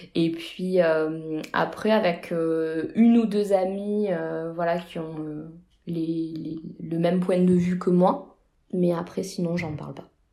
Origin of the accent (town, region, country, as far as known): France